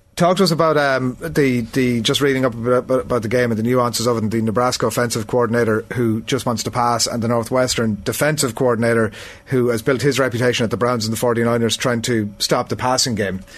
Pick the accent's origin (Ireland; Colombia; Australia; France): Ireland; we, as an Irish audience